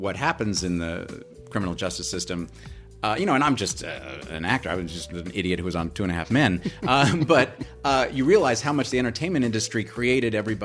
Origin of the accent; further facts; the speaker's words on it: New York, United States; moved away; I loved growing up in New York. I still love it. I miss it. And my mom still lives there, so I go back and visit whenever I can